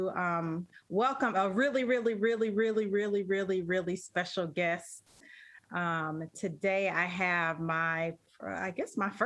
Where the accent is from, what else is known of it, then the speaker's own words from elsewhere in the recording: Evanston, Illinois, United States; moved away as an adult; now in Atlanta, United States; I am from Evanston, Illinois. My sister, obviously, we're both from Evanston, Illinois